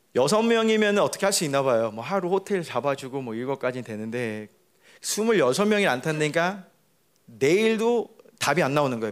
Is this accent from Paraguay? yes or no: yes; Paraguay; 나는 그냥 파라과에서 자라서